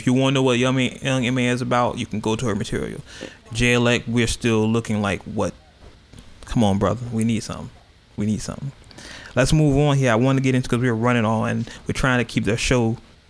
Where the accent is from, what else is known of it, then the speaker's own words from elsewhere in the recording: Oakland, California, United States; I am from Oakland.